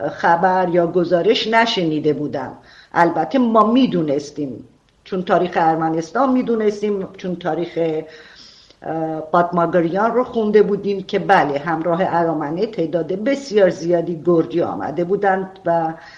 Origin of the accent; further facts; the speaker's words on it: Arak, Markazi, Iran; شهرستان کوچیک مثل عراق که زادگاه من بوده